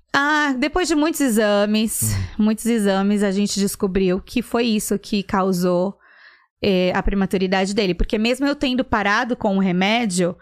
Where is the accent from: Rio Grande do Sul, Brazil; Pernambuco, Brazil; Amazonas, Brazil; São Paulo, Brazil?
São Paulo, Brazil; now in Atlanta, United States; Sou de São Paulo. Hum. Na verdade, ABC Paulista